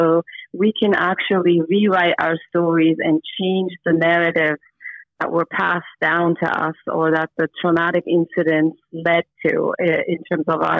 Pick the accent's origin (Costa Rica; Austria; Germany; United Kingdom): Germany; born there; also born or lived in Istanbul, Turkey; I was born in Germany and then I moved to Istanbul and then I moved here and then I moved back to Istanbul.